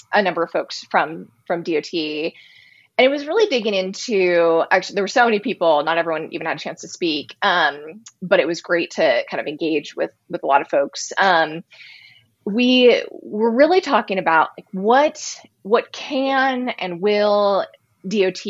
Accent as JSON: {"language": "English", "region": "West Coast", "country": "United States", "said": "I'm from the West Coast."}